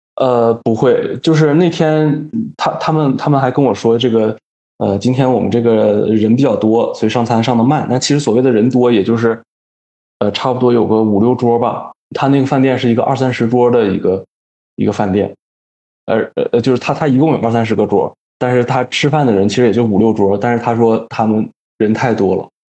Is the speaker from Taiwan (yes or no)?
no; Northeast China, China; also born or lived in Beijing; now in Africa; 因为我从小就在东北长大，当然我很爱我的家乡，这没什么好说的